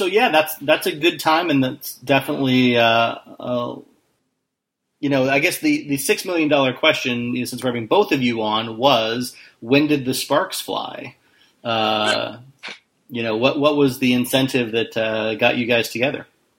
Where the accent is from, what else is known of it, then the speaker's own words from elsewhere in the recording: Spokane, Washington, United States; also born or lived in Seattle, Washington; I'm from Spokane. Yeah. And, grew up in both Seattle and Spokane.